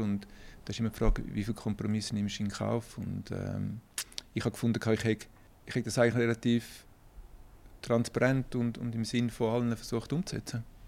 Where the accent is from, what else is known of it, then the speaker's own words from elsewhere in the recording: Kloten, Zurich, Switzerland; ich bin in, in Kloten groß geworden